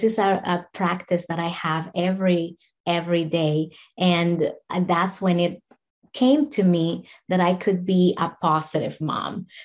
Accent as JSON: {"language": "English", "country": "Dominican Republic", "moved": "as an adult", "lives_now": "United States", "said": "I'm from the Dominican Republic"}